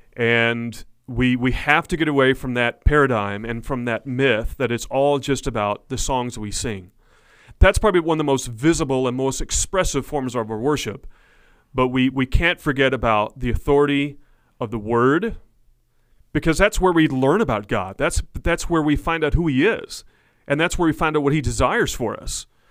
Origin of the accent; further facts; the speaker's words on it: Blanchard, Oklahoma, United States; grew up in the town of Blanchard, Oklahoma, as a pastor's kid my whole life